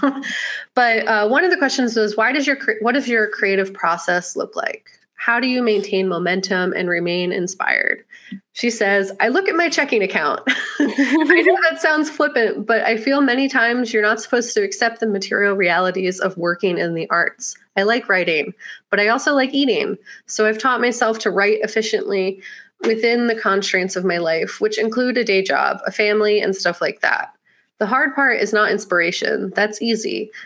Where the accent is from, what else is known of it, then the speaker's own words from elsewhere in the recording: Mexico City, Mexico; In a way, he was one of my best friends as an awkward kid growing up in Mexico City, which sounds bizarre, but it's true.